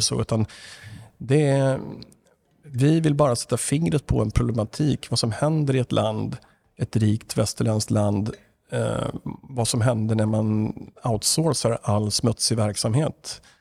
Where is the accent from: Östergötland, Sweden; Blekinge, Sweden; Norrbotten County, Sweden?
Östergötland, Sweden; now in Stockholm, Sweden; jag var från Östergötland, där jag ju är ifrån. Blir på lite extra med dialekten om det nu behövs